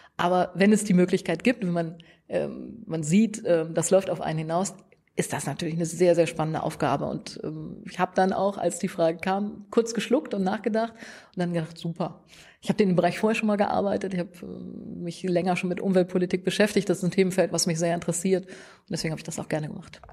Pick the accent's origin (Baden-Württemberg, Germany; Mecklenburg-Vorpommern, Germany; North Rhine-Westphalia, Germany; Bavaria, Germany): North Rhine-Westphalia, Germany; Münster; moved away; ich komme aus Münster, das ist ähm, die Fahrradhauptstadt